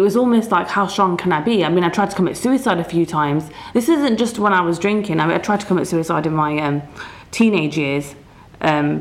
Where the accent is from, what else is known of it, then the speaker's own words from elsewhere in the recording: Leicester, East Midlands, United Kingdom; I was away from Leicester